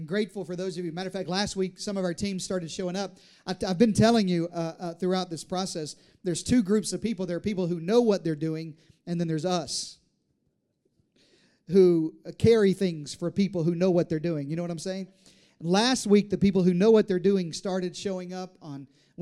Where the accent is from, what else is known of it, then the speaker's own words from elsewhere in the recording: Deep South, United States; now in Texas, United States; I was raised in the South, in the Deep South